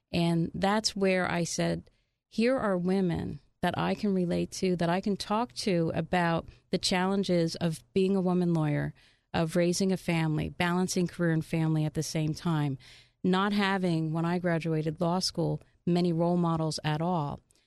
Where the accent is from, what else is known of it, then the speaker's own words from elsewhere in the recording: Union, United States; that was my initial growing up in Union, you know, very humble beginnings